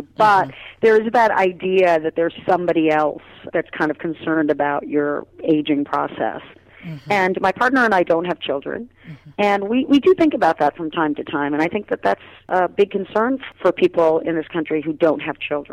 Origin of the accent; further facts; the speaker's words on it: New York City, New York, United States; also born or lived in Trinidad; We grew up in Queens, in Brooklyn and in Queens.